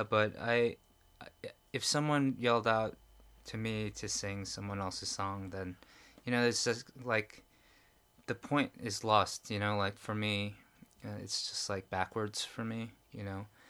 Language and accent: English; New York, United States; moved away as an adult; now in Korea; growing up in New York and in Manhattan